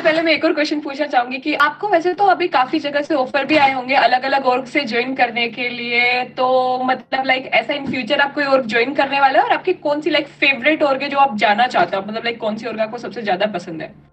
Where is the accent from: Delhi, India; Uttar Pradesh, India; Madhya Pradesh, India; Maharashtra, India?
Delhi, India; also born or lived in Bangalore; मैं भी दिल्ली से हूँ